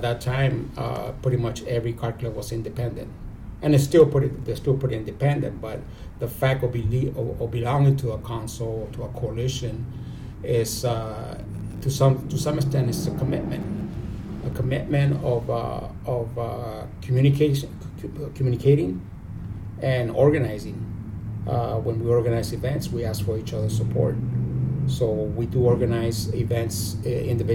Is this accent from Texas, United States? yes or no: no; San Diego, California, United States; I'm originally from San Diego. I was born and raised here. I grew up on the South Side in the South Bay, particularly in San Isidro